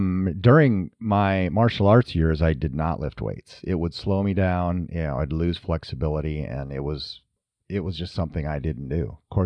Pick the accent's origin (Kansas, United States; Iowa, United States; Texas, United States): Iowa, United States; We're from Northern Iowa and, you know, we farmed up there and of course you're active on the farm.